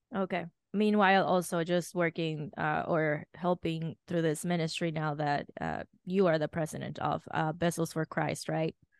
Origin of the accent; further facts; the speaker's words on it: Dominican Republic; moved away; I grew up in Dominican Republic